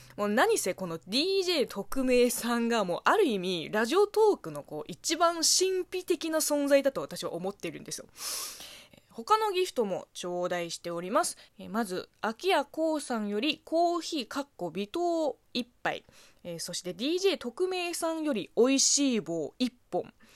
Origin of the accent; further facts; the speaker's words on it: China; Japanese is a second language; moved away as an adult; now in Japan; 中国生まれ中国育ちの私